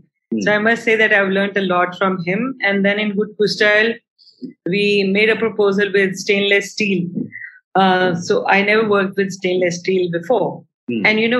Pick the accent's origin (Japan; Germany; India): India; being an Indian artist and thinking that you're going to get all the help you want